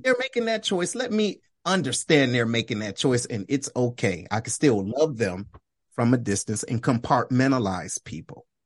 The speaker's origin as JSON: {"language": "English", "town": "Detroit", "region": "Michigan", "country": "United States", "said": "I'm originally from Detroit, Michigan"}